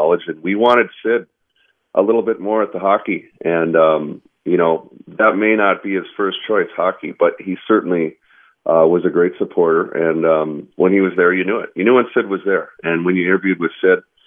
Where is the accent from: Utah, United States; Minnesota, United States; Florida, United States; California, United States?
Minnesota, United States; growing up in Minnesota